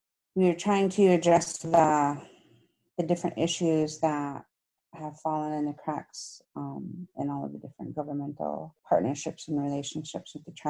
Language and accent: English; Lake Traverse Reservation, South Dakota, United States; I'm from the Lake Traverse Reservation of South Dakota, of the Sistine-Wapitinoyapi, which is one of the Dakota tribes.